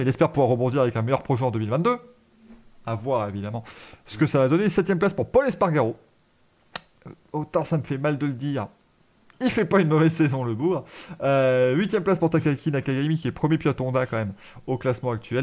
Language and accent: French; France; en tant que Français